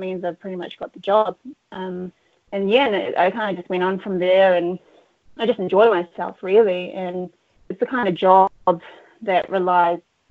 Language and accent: English; Auckland, New Zealand; I'm from Auckland, New Zealand. I was born and raised here